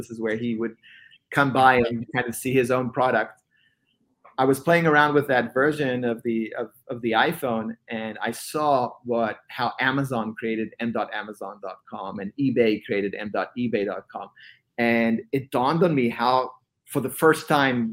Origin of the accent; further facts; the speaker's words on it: Israel; moved away as an adult; now in Bay Area, United States; born and raised in Israel, eventually relocated to the Bay Area